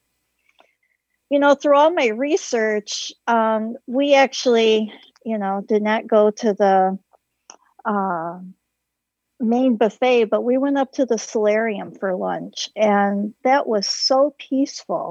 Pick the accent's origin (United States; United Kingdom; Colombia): United States; Michigan; We're from Michigan